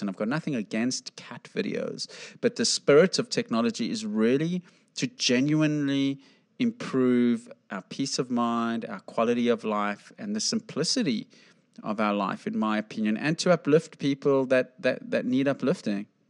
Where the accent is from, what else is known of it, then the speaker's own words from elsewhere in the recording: South Africa; I grew up in South Africa